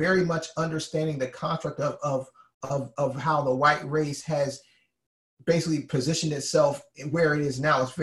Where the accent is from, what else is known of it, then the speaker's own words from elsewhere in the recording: Alabama, United States; I'm from Alabama